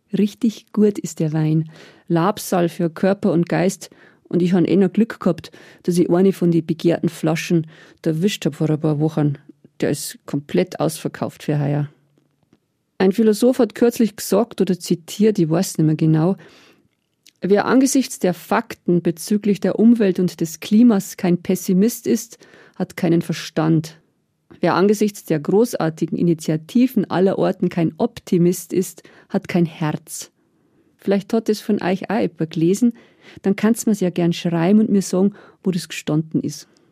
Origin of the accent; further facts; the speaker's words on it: Niederalteich, Bavaria, Germany; aus meiner Jugend in Niederalteich.